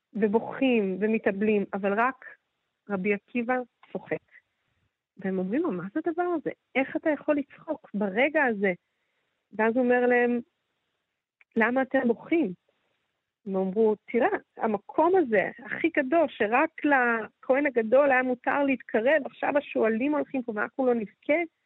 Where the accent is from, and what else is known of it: Jerusalem, Jerusalem District, Israel